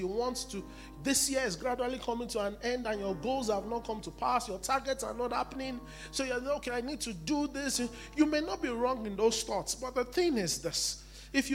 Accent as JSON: {"language": "English", "country": "Nigeria", "said": "I'm still a Nigerian"}